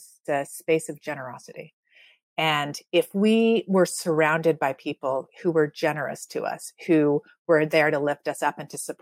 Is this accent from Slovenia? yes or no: no; Canada; I grew up in Canada where you're supposed to be free.